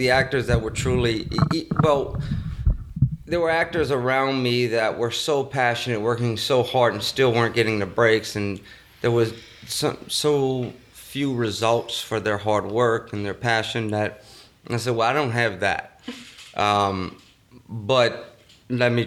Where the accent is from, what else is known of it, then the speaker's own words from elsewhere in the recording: White Castle, Louisiana, United States; accent: Cajun; moved away; A little small town called White Castle, Louisiana